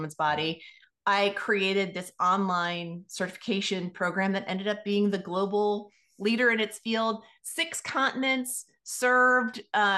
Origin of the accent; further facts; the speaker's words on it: Washington, District of Columbia, United States; also born or lived in Philadelphia / Los Angeles / New York / Indiana; I was born in Washington, D.C. So I'm actually a native Washingtonian, which is a fairly rare thing to find.